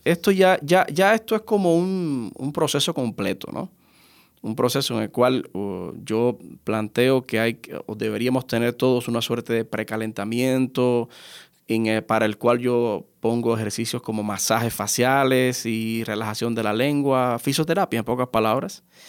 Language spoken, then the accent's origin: Spanish; Pinar del Río, Cuba; mi ciudad natal, en Pinar del Río